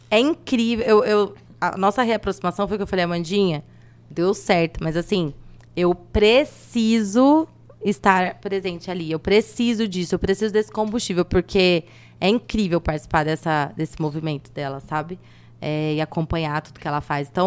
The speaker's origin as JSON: {"language": "Portuguese", "town": "Andradina", "region": "São Paulo", "country": "Brazil", "lives_now": "São José do Rio Preto, Brazil", "said": "Eu vim de Andradina e, e aqui que eu fiz tudo, fiz faculdade, abri empresa"}